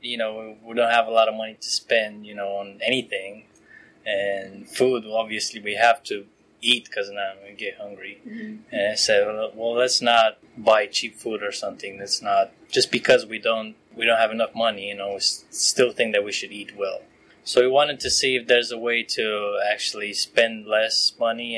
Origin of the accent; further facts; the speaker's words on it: Romania; moved away as an adult; now in United States; I'm originally from Romania